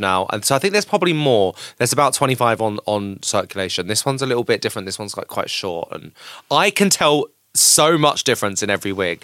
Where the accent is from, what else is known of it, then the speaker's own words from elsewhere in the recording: Canterbury, South East England, United Kingdom; I grew up in Canterbury in Kent, which is really lovely but really boring.